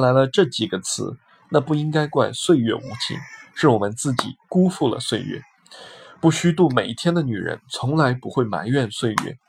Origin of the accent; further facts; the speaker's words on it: Beijing, China; moved away as an adult; also born or lived in Shanghai; 我是北京人，从小在北京长大。我的家、我的亲人、我的朋友们都在北京